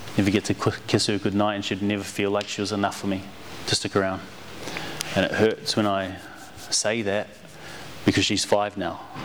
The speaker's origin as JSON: {"language": "English", "country": "New Zealand", "tie": "born or raised there", "said": "growing up in New Zealand and not being a country Maori, Indigenous Kiwi, not being from the country, being from the city"}